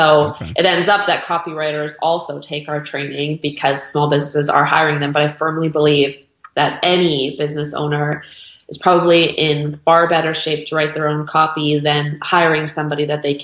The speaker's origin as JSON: {"language": "English", "country": "Canada", "lives_now": "Victoria, Canada", "said": "we're Canadian"}